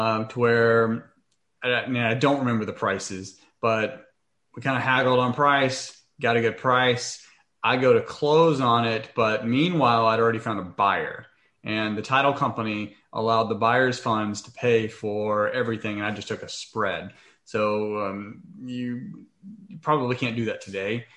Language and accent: English; Waco, Texas, United States; moved away; in Waco, Texas. So that's my hometown.